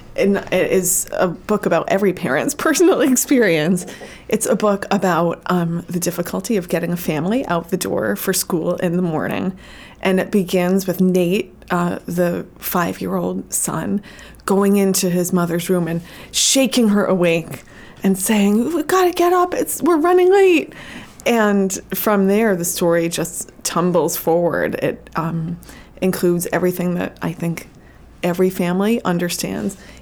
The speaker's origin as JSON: {"language": "English", "region": "New Jersey", "country": "United States", "tie": "born or raised there", "said": "I grew up in New Jersey"}